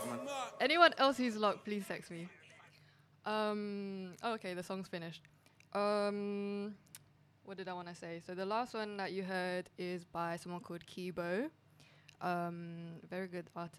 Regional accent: Edmonton, London, United Kingdom; I'm from Edmonton.

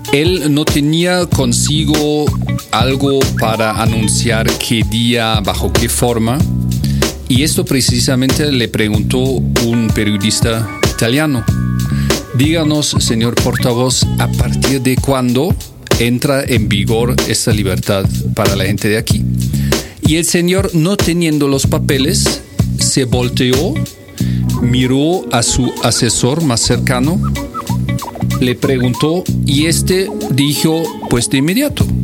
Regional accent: Bonn, North Rhine-Westphalia, Germany; Spanish is a second language; moved away; yo soy del occidente. Yo nací en Bonn, en la pequeña ex capital de Alemania Occidental

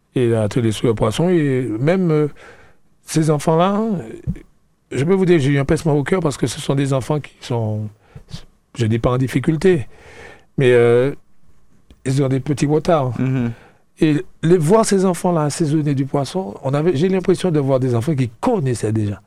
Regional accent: La Trinité, Martinique; je suis de Trinité.

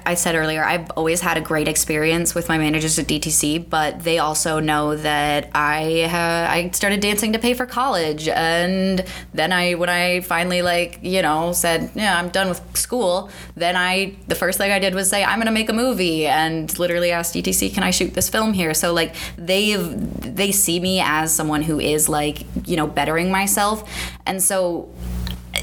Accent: Iowa, United States; moved away as an adult; now in Minneapolis, United States; ever since I moved here from Iowa to go to college, and Iowa is not the same. I remember getting into an argument with a teacher in high school about, like, they just built a giant sportsplex in my hometown

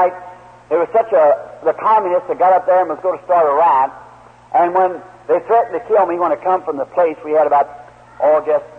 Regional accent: United States; as an American

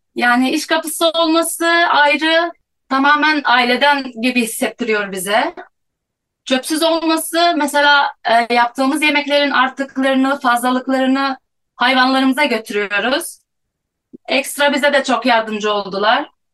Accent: Hatay, Turkey; Hataylıyım. 33 yaşındayım

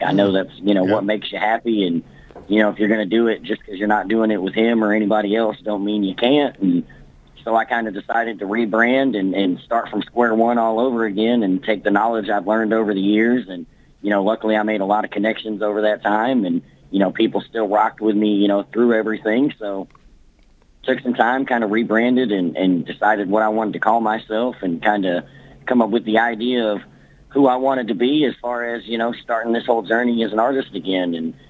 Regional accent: Kentucky, United States; also born or lived in Fairbanks, Alaska; So I'm from Kentucky. I grew up military, Brad. I was actually born in Fairbanks, Alaska. I lived there until I was about 3 years old.

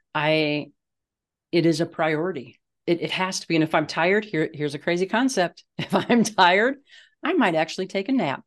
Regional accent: Midwest, United States; now in Colorado, United States; I grew up in the Midwest

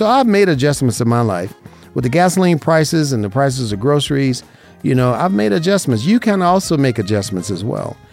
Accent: Las Vegas, Nevada, United States; growing up in Vegas

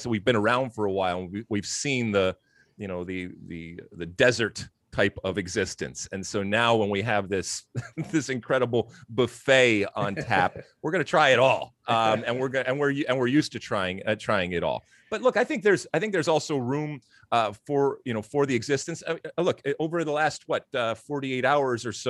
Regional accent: Michigan, United States; moved away; I grew up in Michigan, and that's the law in Michigan that you got to play hockey.

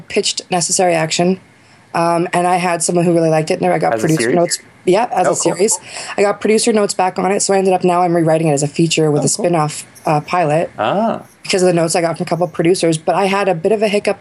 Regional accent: Saskatchewan, Canada; moved away as an adult; now in Los Angeles, United States; I'm from Saskatchewan

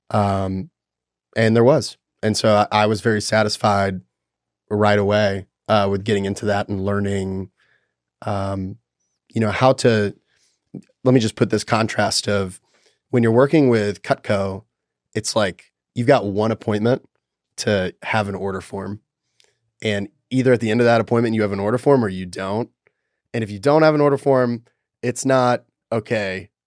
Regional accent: Nashville, Tennessee, United States; I was born in Nashville, Tennessee

